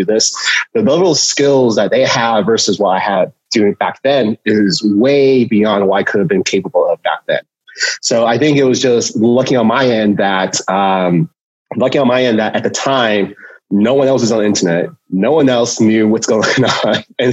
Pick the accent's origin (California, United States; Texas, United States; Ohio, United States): California, United States; Cupertino; I grew up in Cupertino. I grew up in Silicon Valley. So I've been here almost my whole entire life